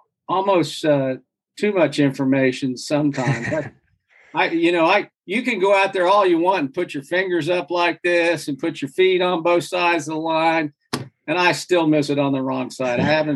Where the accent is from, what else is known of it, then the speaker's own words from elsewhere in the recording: Midwest, United States; because I tell people from growing up in the Midwest